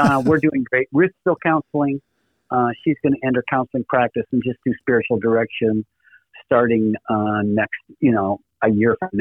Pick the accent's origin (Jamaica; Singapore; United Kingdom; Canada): Canada; Saskatoon, Saskatchewan; moved away as an adult; also born or lived in Regina / Vancouver; now in United States; I grew up in Saskatoon for 12 years. Then we moved to Regina, the capital city.